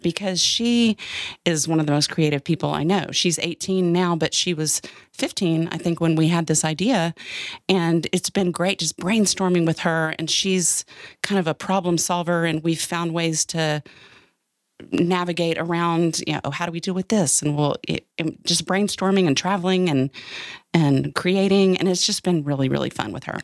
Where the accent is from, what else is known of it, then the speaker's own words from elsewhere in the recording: Austin, Texas, United States; also born or lived in Dallas; I grew up in Austin, Texas